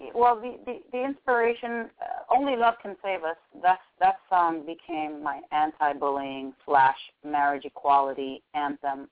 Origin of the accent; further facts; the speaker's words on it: Miami, Florida, United States; born and raised in Miami, Florida